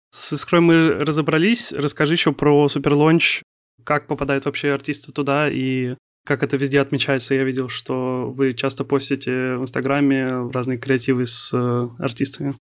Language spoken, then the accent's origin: Russian; Kaliningrad, Kaliningrad Oblast, Russia; moved away as an adult; now in Saint Petersburg, Russia; Я сам из Калининграда, но я вот в конце сентября переехал в Питер